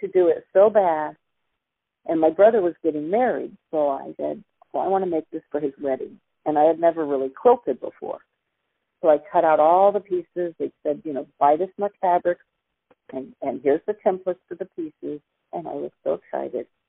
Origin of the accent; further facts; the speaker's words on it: Silicon Valley, California, United States; also born or lived in Denver, Colorado / Sunnyvale / San Jose; I was five, turning six when we moved here. Went to three different kindergartens